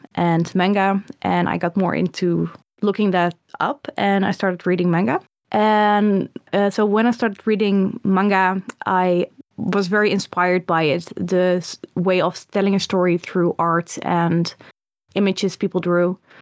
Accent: Netherlands; I grew up in the, the Netherlands

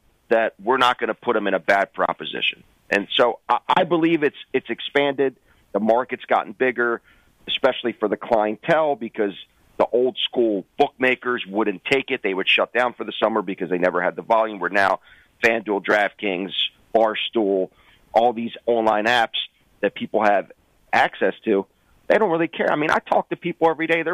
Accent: Maryland, United States; I went to the one in my hometown last year, the Caves Valley

